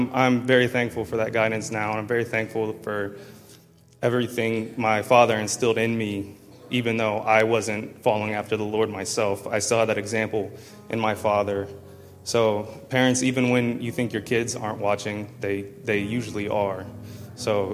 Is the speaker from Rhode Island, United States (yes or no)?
no; Columbus, Ohio, United States; I was born in Columbus, Ohio. I was raised in the church